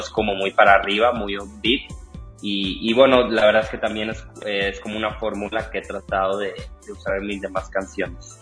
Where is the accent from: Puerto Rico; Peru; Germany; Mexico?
Mexico; Monterrey, Nuevo León; moved away as an adult; yo soy de Monterrey, pero llevo aquí ya este, como cuatro años